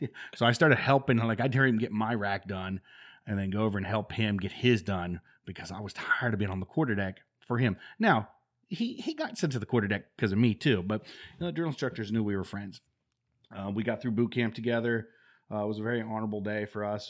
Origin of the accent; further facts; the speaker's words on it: Denison and Yorkshire, Ohio, United States; moved away as an adult; also born or lived in Dover, Ohio / North Carolina; I was born in Dover, Ohio, and then I was raised in a little community south of Dover